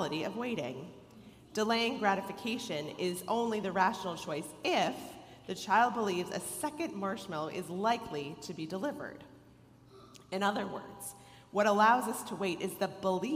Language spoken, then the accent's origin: English; Rochester, New York, United States; now in Cleveland, United States; the University of Rochester, my hometown